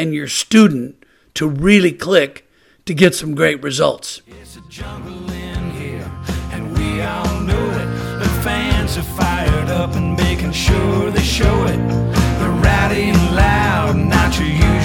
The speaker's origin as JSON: {"language": "English", "town": "Naples", "region": "Florida", "country": "United States", "tie": "born or raised there", "said": "Spent last week in Naples, Florida, my hometown"}